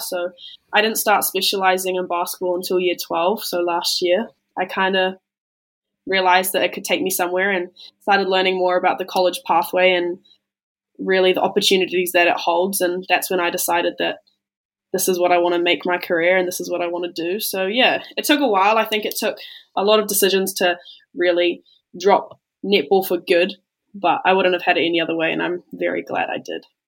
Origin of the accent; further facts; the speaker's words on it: New Zealand; being a Kiwi